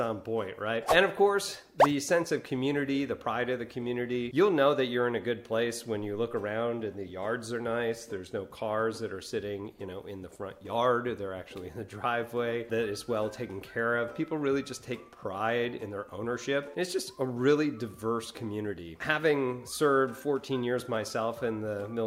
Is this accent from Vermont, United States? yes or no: no; New York, United States; moved away as an adult; now in Niceville, United States; I'm originally from New York